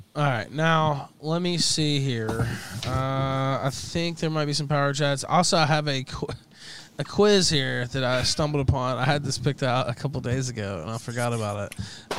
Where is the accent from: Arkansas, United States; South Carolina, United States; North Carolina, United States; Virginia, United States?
Arkansas, United States; West Memphis; I'm from the South, uh, one of the poorest places in the country is where I'm from, actually. Uh, Memphis area, Crittenden County, West Memphis